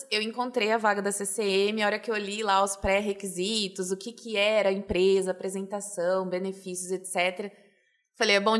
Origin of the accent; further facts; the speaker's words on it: Araraquara, São Paulo, Brazil; moved away as an adult; eu nasci em Araraquara, cresci, me formei lá. Nunca saí da cidade para nada